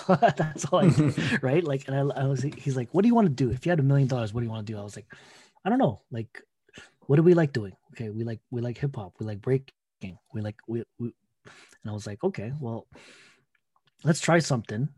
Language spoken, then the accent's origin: English; Toronto, Ontario, Canada; I'm a kid from Scarborough, Filipinos kid from Scarborough, Toronto, um, Ontario